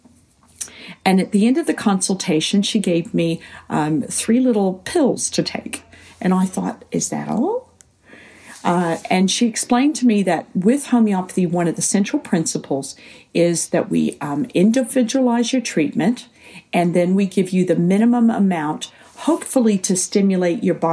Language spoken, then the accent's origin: English; United States; moved away as an adult; also born or lived in Scotland / England / Australia; now in New Zealand; growing up in the States